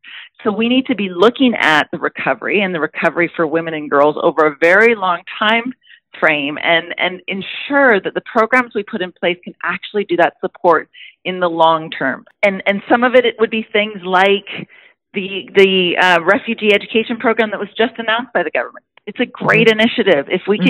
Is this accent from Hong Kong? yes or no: no; Canada; But as a Canadian, as your constituent, I know how important it is that we have a global response as well.